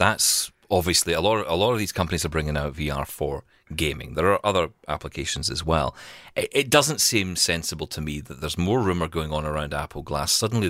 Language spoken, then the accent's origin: English; Scotland, United Kingdom; I'm from Scotland.